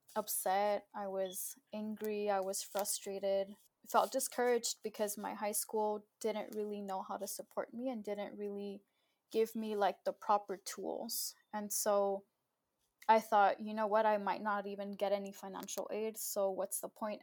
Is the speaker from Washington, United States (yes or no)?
no; Southern California, United States; also born or lived in Mexico; I was born in Mexico, but I was raised here in the US in Southern California